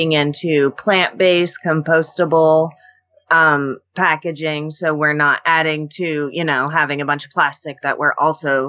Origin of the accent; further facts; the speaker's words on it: Alaska, United States; I was born and raised in Alaska. This is all I know.